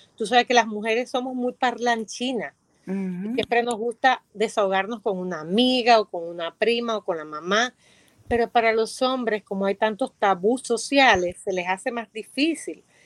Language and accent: Spanish; Dominican Republic; soy dominicana